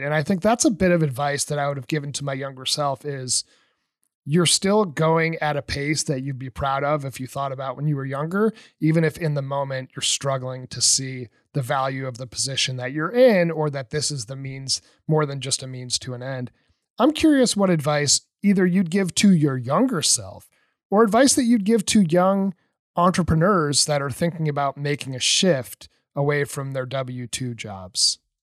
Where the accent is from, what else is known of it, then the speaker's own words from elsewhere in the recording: New Hampshire, United States; moved away; also born or lived in Colorado; I'm from New Hampshire